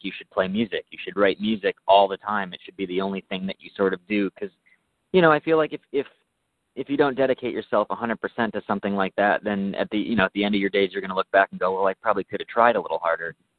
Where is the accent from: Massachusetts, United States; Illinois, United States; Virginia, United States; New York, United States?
New York, United States; now in Southern California, United States; I'm from New York